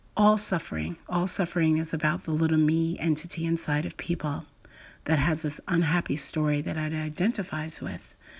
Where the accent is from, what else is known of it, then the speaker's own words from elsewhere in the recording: United States; someone like me, who's an American